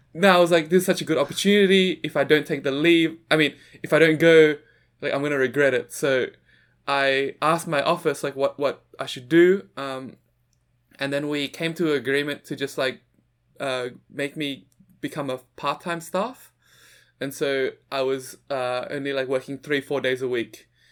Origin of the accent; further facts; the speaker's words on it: Sydney, New South Wales, Australia; also born or lived in Jakarta, Indonesia; So, I'm originally from Jakarta, Indonesia, and I moved to Sydney, Australia when I was seven years old.